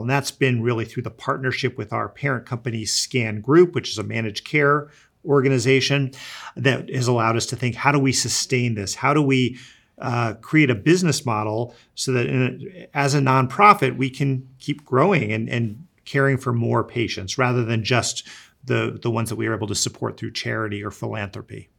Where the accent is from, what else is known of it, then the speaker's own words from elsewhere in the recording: East Coast, United States; I grew up in the East Coast